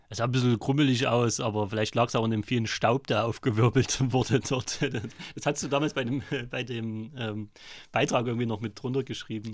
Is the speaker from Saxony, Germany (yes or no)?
yes; Vogtland, Saxony, Germany; moved away as an adult; also born or lived in Weimar; now in Chemnitz, Germany; komme aber aus dem Vogtland, mein Dialekt lässt sich nicht verschleiern.